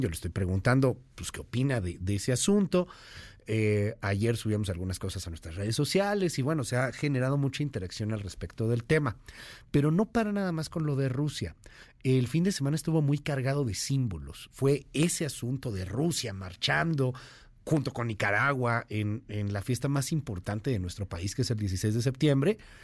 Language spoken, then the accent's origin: Spanish; Mexico